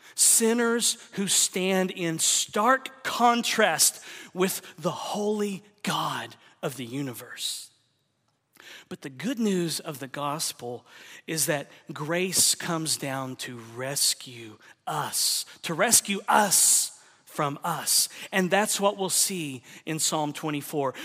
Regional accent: Oklahoma, United States; moved away; also born or lived in Texas; I'm from the South. I grew up in Oklahoma, lived a lot of my life in Texas

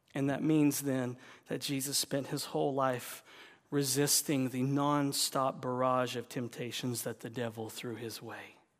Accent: the South, United States; moved away; I'm from the South

